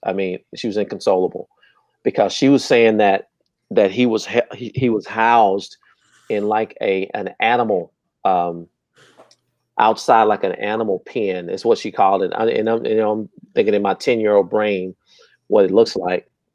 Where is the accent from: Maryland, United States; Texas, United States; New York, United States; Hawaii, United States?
Texas, United States; Terrell; I'm from Terrell, just east of here, and it was a Terrell police officer got killed in our apartment complex